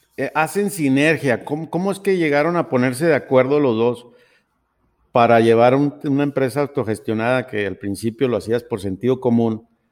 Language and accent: Spanish; Sonora, Mexico; now in Guadalajara, Mexico; somos sonorenses los dos